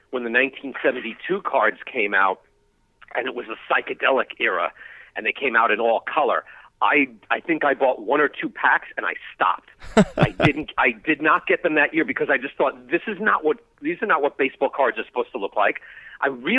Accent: Long Island, New York, United States; I can still remember where I used to shop for them at the Nassau Mall when I was growing up on Long Island.

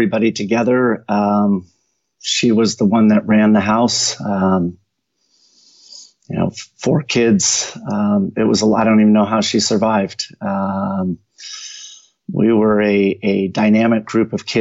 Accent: Mountain View, California, United States; moved away as an adult; now in Tennessee, United States; I was born in Mountain View, California

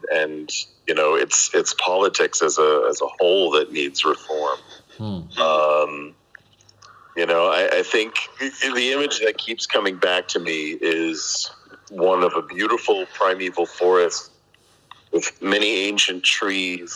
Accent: United States; now in Arroyomolinos, Spain; as an American

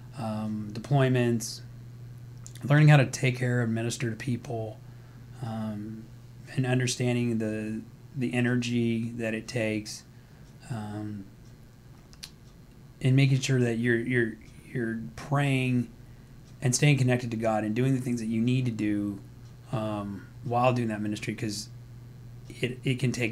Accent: Hawaii, United States; I was born in Hawaii. Was adopted when I was 2

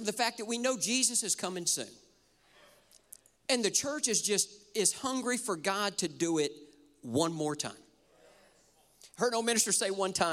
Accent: Bethalto, Illinois, United States; moved away; I'm actually from Bethalto, Illinois. And so I grew up my whole life going to Cardinals games and Blues

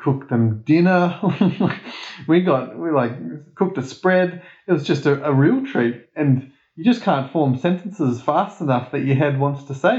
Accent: Australia; of course we don't speak Spanish. Like, we're Australian.

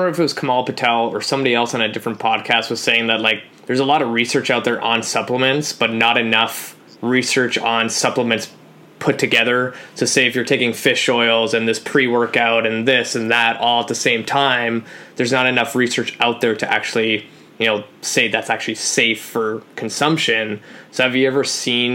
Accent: Vancouver, British Columbia, Canada; I'm from Vancouver

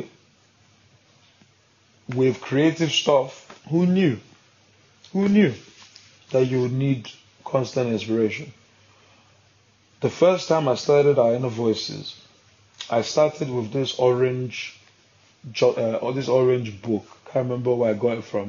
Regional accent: Nigeria; I'm a Nigerian man

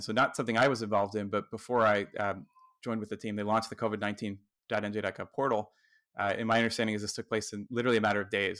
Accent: New Jersey, United States; watching here in my home state, New Jersey

